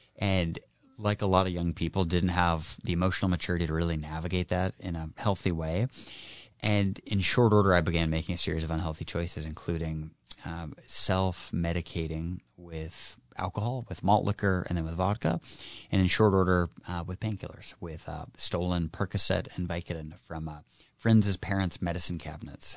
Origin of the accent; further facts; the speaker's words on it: Kitsap, Washington, United States; born and raised in Kitsap, a hardworking public service family